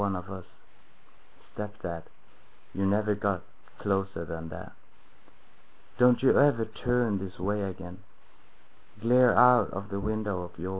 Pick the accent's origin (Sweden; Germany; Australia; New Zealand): Sweden; also born or lived in Stockholm; I'm from Sweden